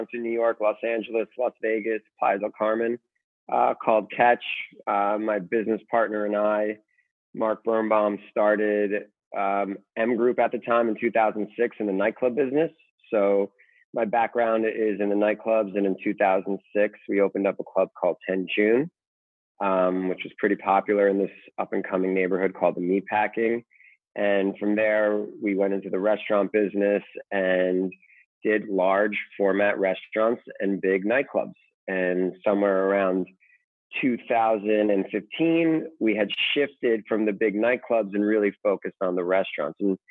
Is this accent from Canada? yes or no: no; Russia; moved away; I'm from Russia, so we spoke a little Russian to each other